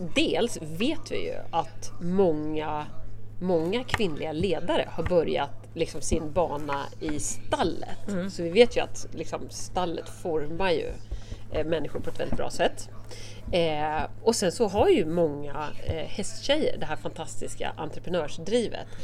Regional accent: Södermanland, Sweden; Alltså jag är ju sörmlänning

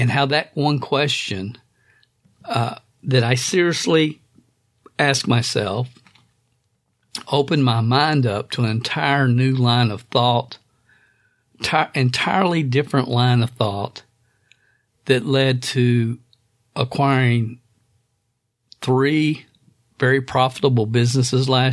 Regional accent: Stamping Ground, Kentucky, United States; a kid growing up in Stamping Ground, Kentucky

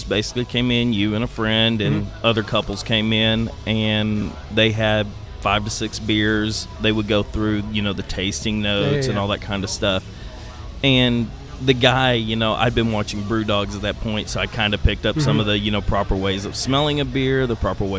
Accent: Germany; born there; I was born in Germany, so

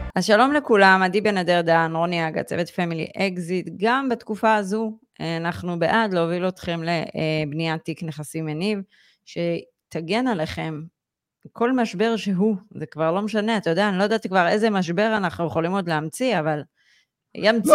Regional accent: Israel; כישראלים, ובכלל יהודים היום

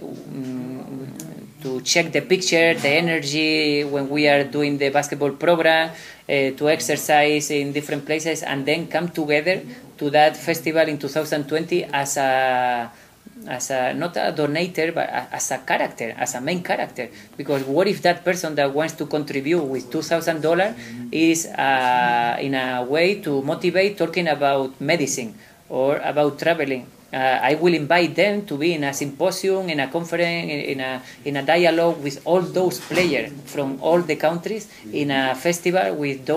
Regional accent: Spain; I am coming from Spain to South Africa and then all the way to Norway and come back to Spain

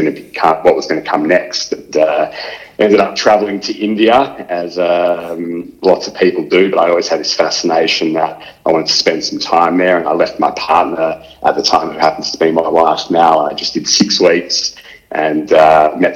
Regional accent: Melbourne, Victoria, Australia; I grew up in Melbourne

